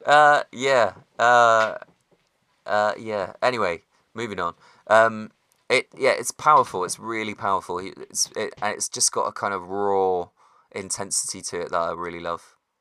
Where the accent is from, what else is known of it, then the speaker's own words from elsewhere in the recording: West Country, South West England, United Kingdom; It's because I'm from the West Country